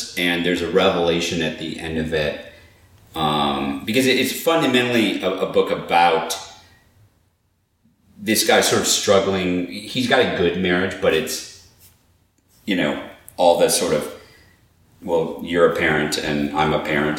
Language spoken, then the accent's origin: English; Ann Arbor, Michigan, United States; I grew up in Ann Arbor